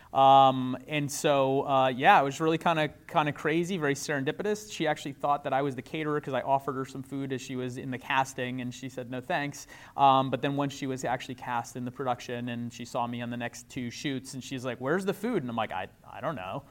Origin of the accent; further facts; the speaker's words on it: New York, United States; I'm a New Yorker